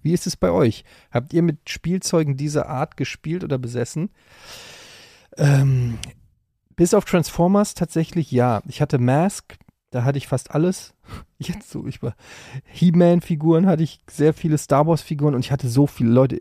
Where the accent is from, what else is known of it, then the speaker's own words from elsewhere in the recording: Frankfurt, Hesse, Germany; in Frankfurt gab, wo ich groß geworden bin an der Ecke